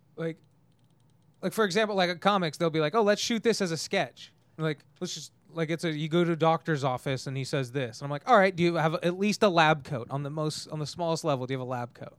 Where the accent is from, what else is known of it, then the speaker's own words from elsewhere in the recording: Tehachapi, California, United States; also born or lived in Bakersfield, California; I'm actually from Tehachapi, California